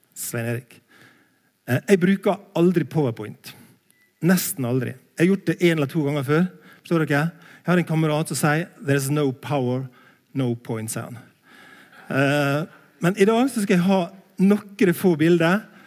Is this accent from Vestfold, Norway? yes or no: no; Langevåg, Møre og Romsdal, Norway; moved away; also born or lived in Bildøy; jeg er fra Sunnmøre, en plass heter Langevåg